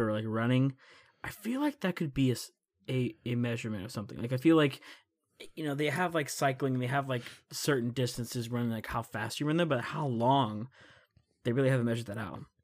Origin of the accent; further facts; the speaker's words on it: United States; as an American